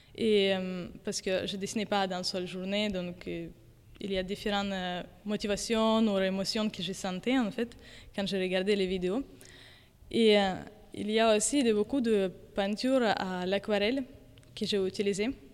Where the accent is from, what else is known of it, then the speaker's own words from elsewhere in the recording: Ukraine; French is a second language; now in Paris, France; Je suis ukrainienne et je suis artiste et plutôt peinture et dessin. Et euh, je travaille maintenant et habite à Paris